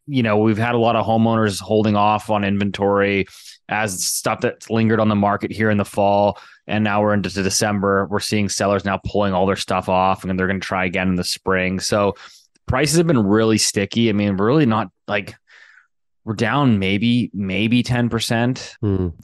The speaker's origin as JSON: {"language": "English", "town": "Richmond", "region": "British Columbia", "country": "Canada", "tie": "born or raised there", "said": "I grew up in Richmond, BC"}